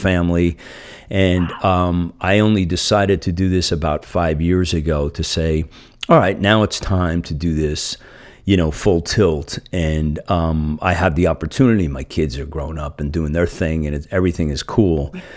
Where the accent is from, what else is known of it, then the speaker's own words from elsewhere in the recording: New Jersey, United States; now in San Francisco Bay Area, United States; I'm from New Jersey originally